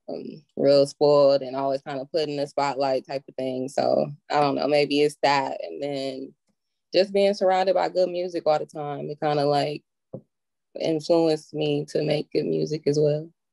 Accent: Milwaukee, Wisconsin, United States; Northside, baby, Milwaukee.

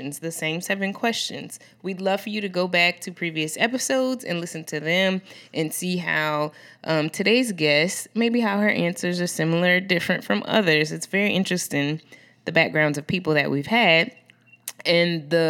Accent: New Orleans, Louisiana, United States; I'm from New Orleans

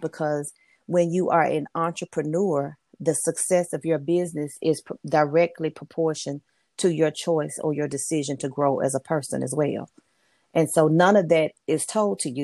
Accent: Memphis, Tennessee, United States; moved away as an adult; also born or lived in Mississippi; now in North Carolina, United States; I'm originally originally from Memphis, Tennessee, I'm currently now living in the state of North Carolina

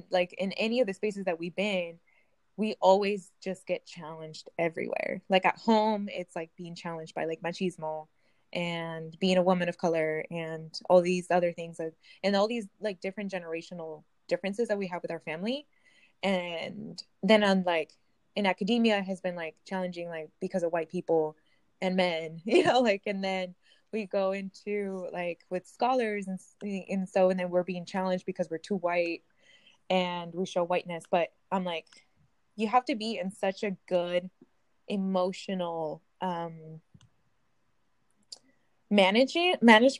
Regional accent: Napa, California, United States; also born or lived in Central Valley, California; I grew up in the Bay Area, but, like, in the places where, like, in Napa

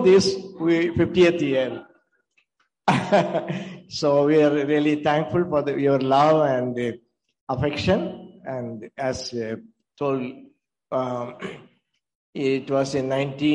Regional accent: Tamil Nadu, India; moved away as an adult; now in North India; we came from South India. When we came, I was 31 years old

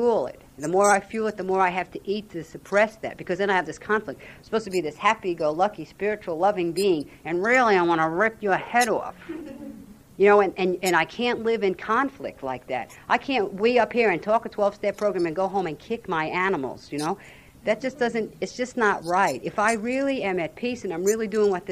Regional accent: Jersey City, New Jersey, United States; I grew up in Jersey City

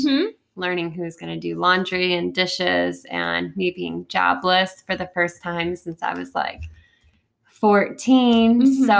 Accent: Waterford, Michigan, United States; I'm from Waterford, Michigan. So been here all my life, moved around a little, but stayed close to home

